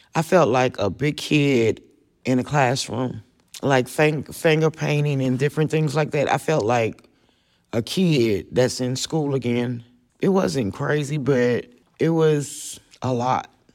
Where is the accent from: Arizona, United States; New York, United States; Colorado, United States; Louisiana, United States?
Louisiana, United States; New Orleans; moved away as an adult; now in Austin, United States; I was born in New Orleans, Louisiana, and after Katrina, I came to Austin